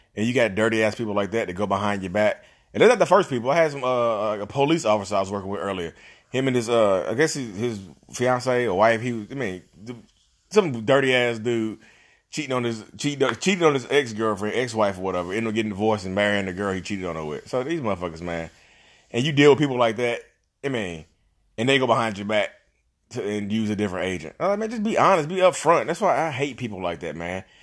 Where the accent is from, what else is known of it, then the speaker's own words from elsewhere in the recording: Reidsville, North Carolina, United States; I'm from Reedsville